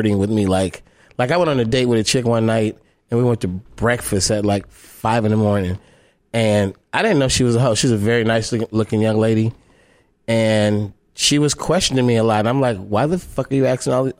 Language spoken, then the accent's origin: English; Oakland, California, United States; I'm from Oakland